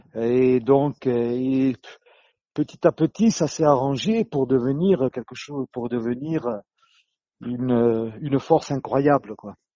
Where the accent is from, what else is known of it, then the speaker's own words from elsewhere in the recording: Corsica, France; moved away as an adult; Je suis du sud, hein, je suis du sud, je suis corse